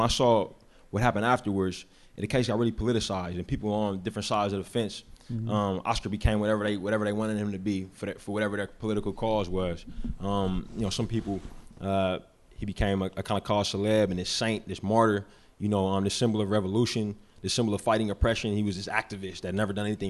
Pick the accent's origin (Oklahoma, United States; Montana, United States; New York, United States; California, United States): California, United States; Bay Area; I'm from the Bay Area. I was born and raised there, been there my whole life